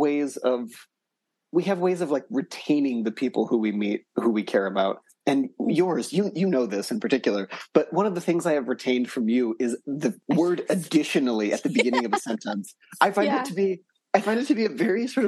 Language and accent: English; Colorado, United States; I'm originally from Colorado.